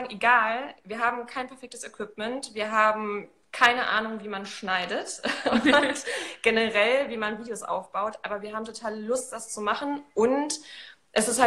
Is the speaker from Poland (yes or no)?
yes; Poland; Ich komme eigentlich aus Polen, deswegen gucke ich im Augenblick äh, auch ein paar polnische Kanäle tatsächlich, um die Sprache so wieder drauf zu